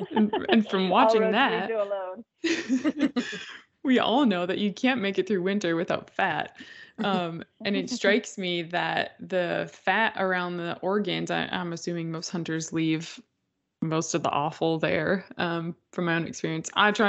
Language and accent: English; Minnesota, United States; growing up in Minnesota, we were actually able to hunt with shotguns for deer with slugs.